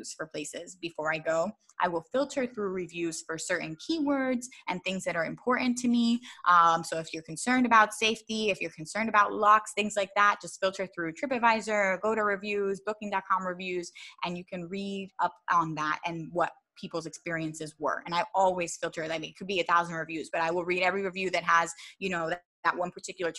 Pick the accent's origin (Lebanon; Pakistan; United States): United States; Philadelphia, Pennsylvania; also born or lived in Baltimore; I grew up in Philadelphia